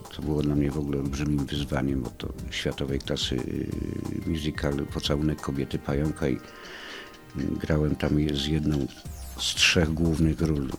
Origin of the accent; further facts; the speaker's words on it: Kraków, Lesser Poland, Poland; moved away as an adult; also born or lived in Rzeszów; Ja jestem z Krakowa od urodzenia do powiedzmy lat 2011